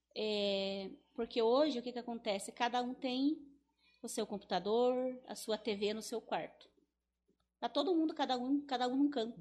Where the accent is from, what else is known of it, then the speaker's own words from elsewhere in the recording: Teixeira Soares, Paraná, Brazil; eu me criei lá no Ribeirão